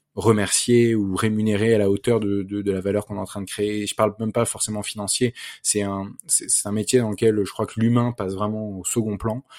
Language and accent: French; Versailles, Île-de-France, France; j'ai grandi à Versailles